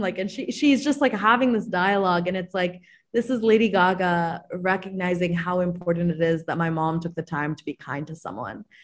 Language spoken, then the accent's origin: English; Maryland, United States; I'm from Maryland